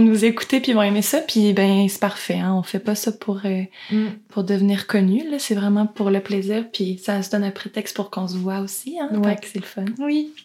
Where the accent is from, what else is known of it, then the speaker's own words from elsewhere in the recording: Quebec, Canada; on est québécoise